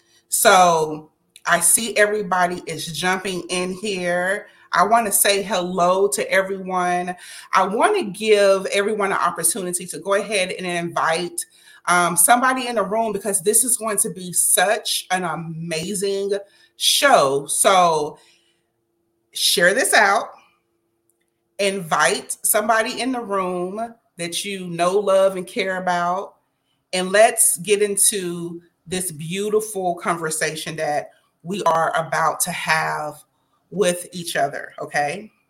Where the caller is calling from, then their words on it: Dallas, Texas, United States; I'm streaming live from Dallas, Texas, USA, the home of the Dallas Cowboys